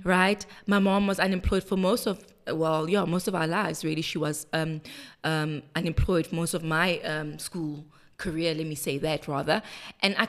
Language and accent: English; Soweto, Gauteng, South Africa; also born or lived in Vosloorus; I am a girl from Soweto Diepkloof. That's where I was born and bred, and then later moved to a township in the east called Vosloorus.